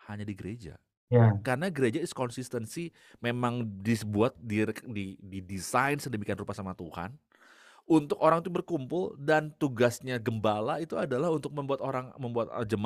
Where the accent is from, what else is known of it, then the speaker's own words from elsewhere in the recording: Bandung, West Java, Indonesia; Lalu gue dijemput biasa kan gitu ya karena gue dari Bandung